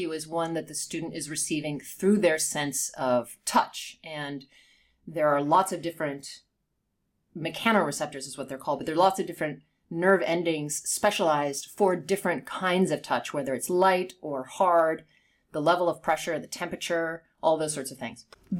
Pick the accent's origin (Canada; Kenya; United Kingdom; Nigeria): United Kingdom; accent: Southern California with a hint of East Coast; Yeah. Well, I'm not English, but I grew up there. But yes, but my accent is like Southern California with a hint of East Coast or something mixed in.